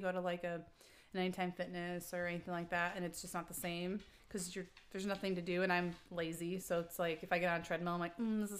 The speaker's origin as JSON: {"language": "English", "region": "Illinois", "country": "United States", "moved": "as an adult", "lives_now": "Washington, United States", "said": "we are transplants to Washington. So we're from the Midwest originally. Matt and I both are from Illinois. And we moved here actually when Matt got out of the military."}